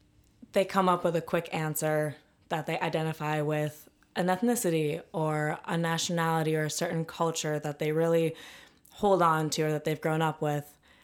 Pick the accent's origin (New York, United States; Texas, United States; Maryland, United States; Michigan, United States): Michigan, United States; Ann Arbor; So I'm from Ann Arbor, Michigan.